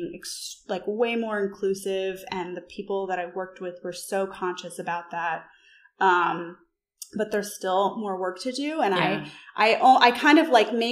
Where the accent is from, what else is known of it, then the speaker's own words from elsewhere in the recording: New York, United States; moved away; I'm from New York, lived there after college for over a decade